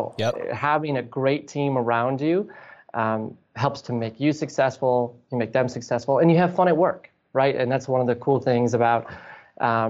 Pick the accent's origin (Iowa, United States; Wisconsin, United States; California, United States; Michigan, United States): Wisconsin, United States; Green Bay; growing up in Green Bay, everything's within a few miles of Lambeau Field